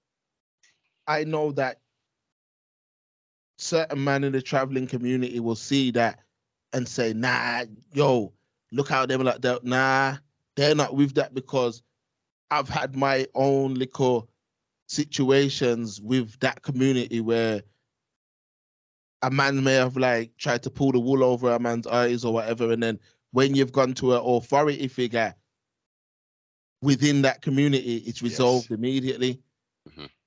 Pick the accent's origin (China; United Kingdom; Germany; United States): United Kingdom; Birmingham, West Midlands; when I was growing up in Erdington